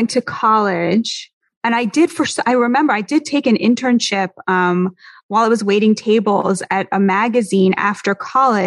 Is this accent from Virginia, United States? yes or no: no; Boston, Massachusetts, United States; also born or lived in Berkeley, California; now in New York, United States; I'm originally from Boston.